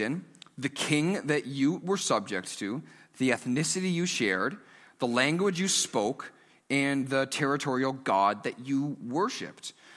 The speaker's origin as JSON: {"language": "English", "town": "Stouffville", "region": "Ontario", "country": "Canada", "tie": "born or raised there", "lives_now": "Markham, Canada", "said": "I grew up in Stouffville"}